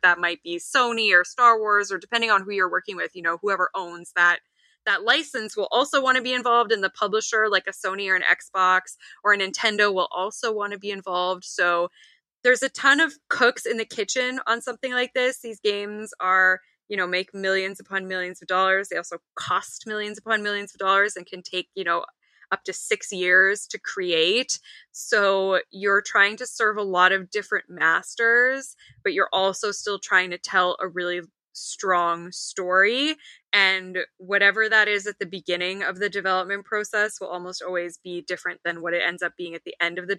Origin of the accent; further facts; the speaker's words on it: Canada; I am Canadian